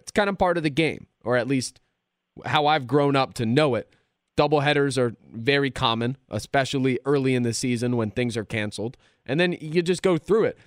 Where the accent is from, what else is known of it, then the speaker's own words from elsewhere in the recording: Philadelphia, Pennsylvania, United States; I've lived through good times and bad times growing up in Philadelphia